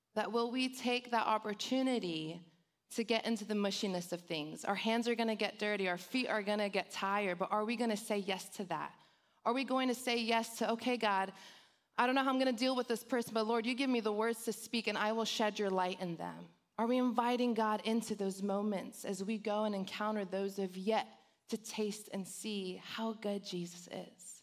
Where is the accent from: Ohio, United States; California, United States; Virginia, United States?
California, United States; Los Angeles; accent: Valley girl; I was born and raised in Los Angeles. So I grew up in the hood of the San Fernando Valley, so I'm a Valley girl